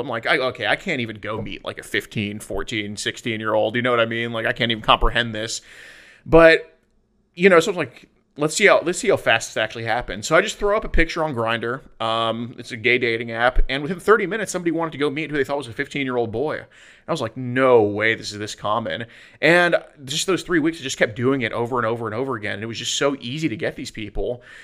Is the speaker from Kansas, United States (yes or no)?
no; Houston, Texas, United States; I'm from Houston, Texas. I still live there